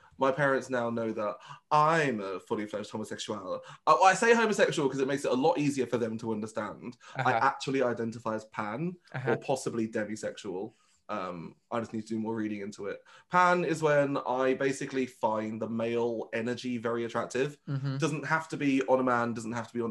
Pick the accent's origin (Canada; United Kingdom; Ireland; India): United Kingdom; Birmingham, West Midlands; first language Vietnamese; English is a second language; moved away as an adult; I moved away from Birmingham.